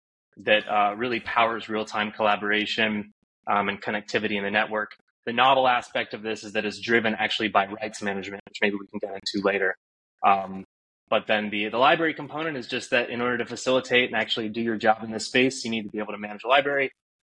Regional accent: Northeast, United States; also born or lived in New York; I grew up in the Northeast

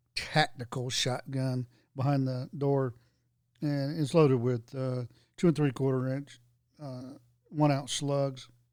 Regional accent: Florida, United States; moved away; I was born in Florida, then lived there a long time

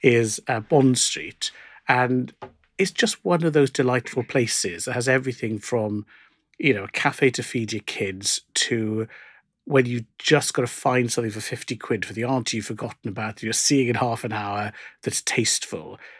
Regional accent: South Wales, United Kingdom; growing up in South Wales where we go to Cardiff

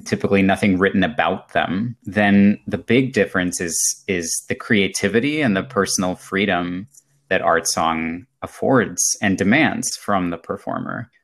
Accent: Germany; moved away; I grew up in Germany, um, as a child of an American parent and a, and a German-speaking parent.

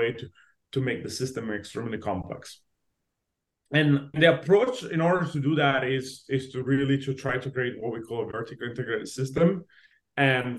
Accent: Italy; moved away as an adult; now in Los Angeles, United States; I was born and raised in Italy. I moved to LA specifically when I was 21.

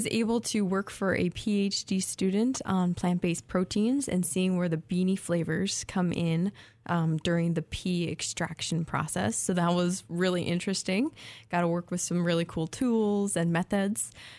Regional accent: Minnesota, United States; moved away as an adult; I am a Minnesotan.

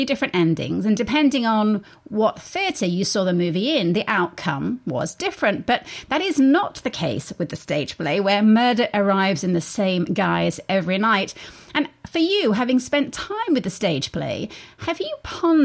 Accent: England, United Kingdom; now in Columbia, United States; growing up in England

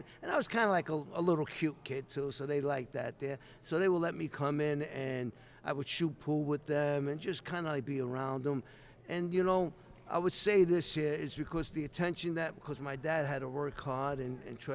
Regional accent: New York City, New York, United States; growing up, I grew up in Brooklyn, New York

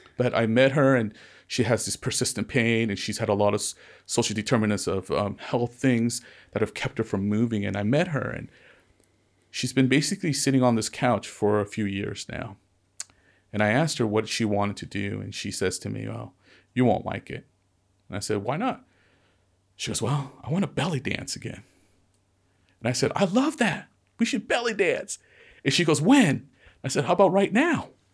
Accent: Ventura County, California, United States; I was into skateboarding and surfing growing up in Ventura County

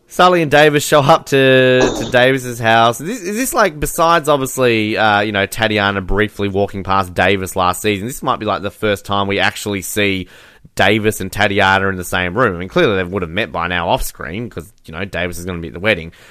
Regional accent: Australia; I'm Australian

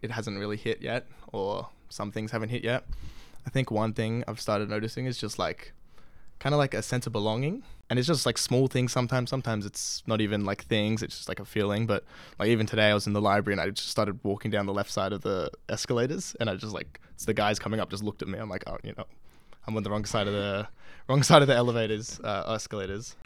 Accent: Sydney, New South Wales, Australia; I'm from Sydney, Australia.

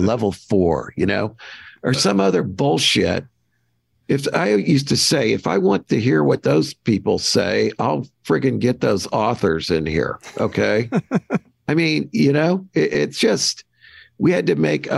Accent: Kirkwood, Missouri, United States; I grew up in Kirkwood, Missouri, which is a St. Louis bedroom community.

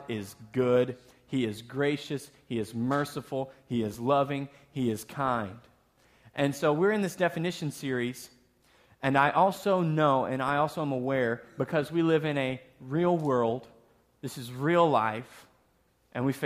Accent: the South, United States; moved away; also born or lived in Texas; I'm from the South, so we say soda

